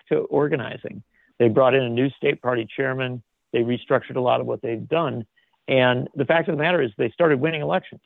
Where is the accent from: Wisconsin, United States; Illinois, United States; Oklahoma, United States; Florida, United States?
Wisconsin, United States; my home state of Wisconsin